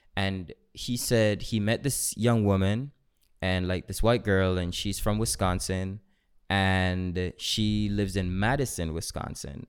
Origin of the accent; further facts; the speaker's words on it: Jamaica; I am Jamaican